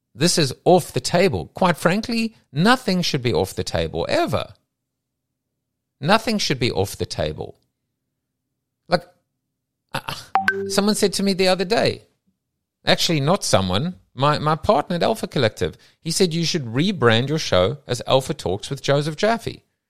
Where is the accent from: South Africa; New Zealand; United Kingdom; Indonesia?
South Africa; moved away; I come from South Africa where everyone wore a school uniform.